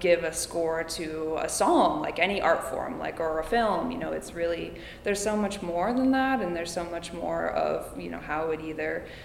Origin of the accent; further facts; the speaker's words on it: Calistoga, California, United States; I grew up in Calistoga